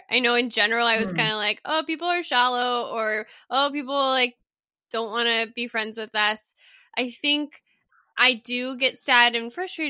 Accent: Texas, United States; born there; also born or lived in Colorado; I was born in Texas and then I lived in Colorado.

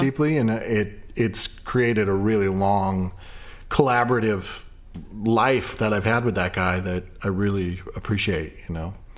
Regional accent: Ireland; I'm Irish

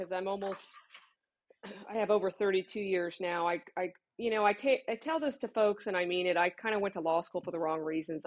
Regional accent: Sacramento, California, United States; also born or lived in Contra Costa County, California / Solano County, California; I grew up in Sacramento, so I wanted to come home eventually. And so I came back to Sacramento in 1996.

